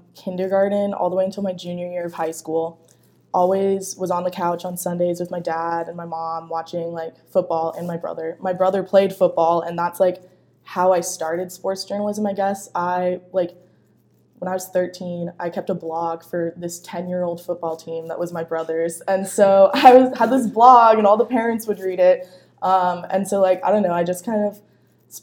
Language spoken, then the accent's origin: English; Seattle, Washington, United States; moved away as an adult; now in Missouri, United States; I'm from Seattle, Washington, just north actually. And I moved here like 1,400 miles away to come to journalism school